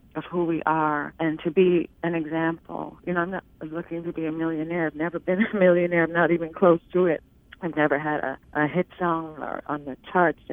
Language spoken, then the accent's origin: English; Harlan County, Kentucky, United States; I'm from Harlan County, Kentucky. So when you're from Appalachia